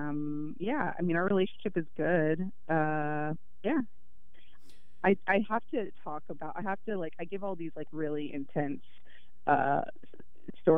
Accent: Dallas, Texas, United States; moved away; growing up in Dallas

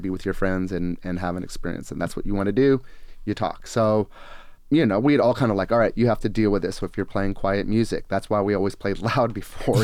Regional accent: Gresham, Oregon, United States; also born or lived in Portland, Oregon; I was born here in this area and I grew up on Gresham and, you know, I've only lived in Portland other than

